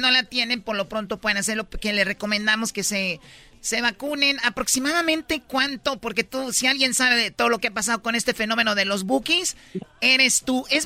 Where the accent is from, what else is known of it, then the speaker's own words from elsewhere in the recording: Jalisco, Mexico; Oye, yo soy de Jalisco